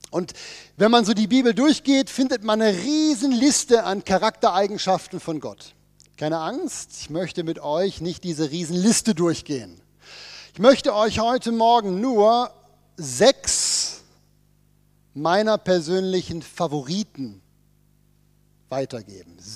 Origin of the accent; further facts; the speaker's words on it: Bern, Switzerland; Wir kommen ja aus dem Berner Oberland. Wir wissen ja, wie das mit einer Bergwanderung funktioniert.